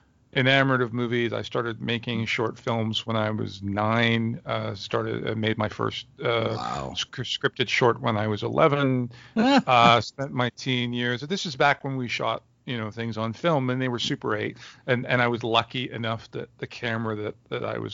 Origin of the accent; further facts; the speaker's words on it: Montreal, Quebec, Canada; moved away as an adult; now in Toronto, Canada; I was born in Montreal, Canada, where I spent the first 25 years of my life